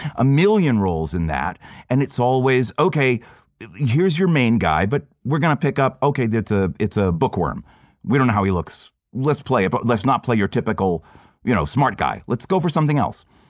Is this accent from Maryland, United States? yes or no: no; Florida, United States; growing up in Florida